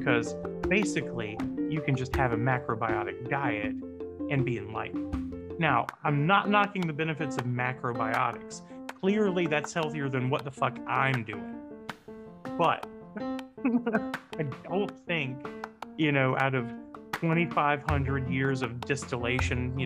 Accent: the South, United States; I'm from the South

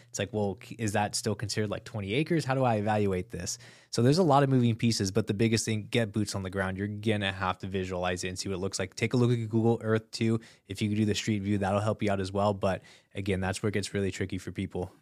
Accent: Southern California, United States; I'm from Southern California

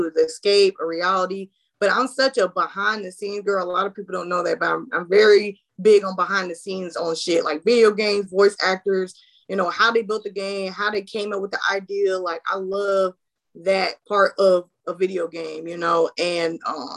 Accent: Florida, United States; I'm a big Disney girl because I'm from Florida, you know, shout out, you know, 407. But so we grew up on Disney.

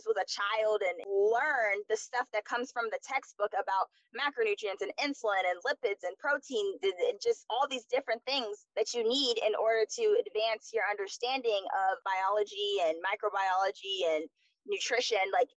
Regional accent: Florida, United States; moved away; also born or lived in DMV (Washington metropolitan area); I'm from Florida

